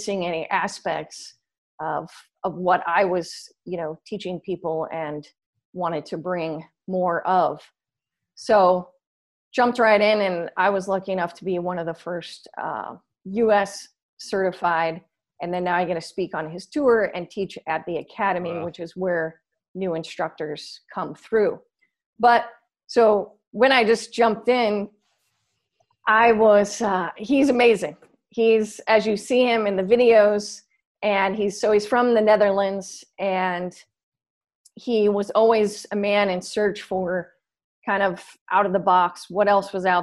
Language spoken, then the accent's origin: English; San Diego, California, United States; also born or lived in Los Angeles; came back to my hometown of San Diego